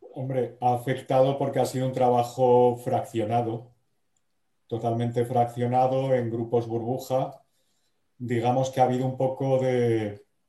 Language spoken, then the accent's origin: Spanish; Salamanca, Castile and León, Spain; moved away as an adult; now in Madrid, Spain; yo no soy de Bilbao, pero soy de Salamanca, que es casi lo mismo.